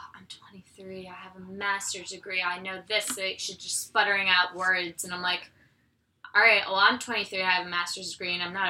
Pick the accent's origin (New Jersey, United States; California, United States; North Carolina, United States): New Jersey, United States; Maybe it's because we're from New Jersey.